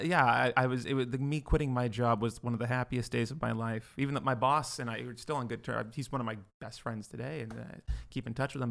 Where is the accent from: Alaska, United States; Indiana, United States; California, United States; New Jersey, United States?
California, United States; Livermore; now in Los Angeles, United States; I grew up in uh, in Livermore, uh, California, very small town